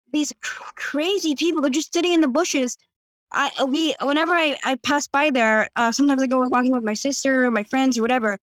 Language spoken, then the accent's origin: English; Santa Monica, California, United States; I can't bring myself to leave because it's my home. I, I grew up here